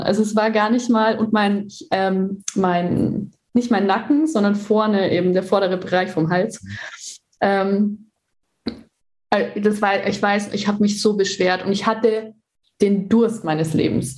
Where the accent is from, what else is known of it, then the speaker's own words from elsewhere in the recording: Germany; bei uns in Deutschland